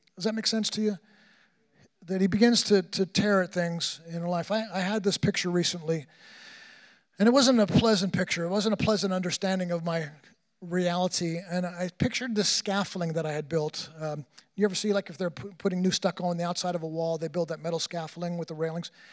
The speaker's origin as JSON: {"language": "English", "region": "New York", "country": "United States", "tie": "born or raised there", "said": "I grew up in New York"}